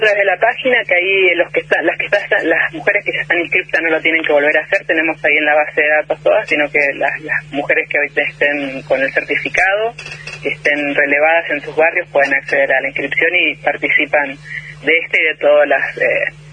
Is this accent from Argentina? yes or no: yes; Argentina; me llena de orgullo como, como Argentina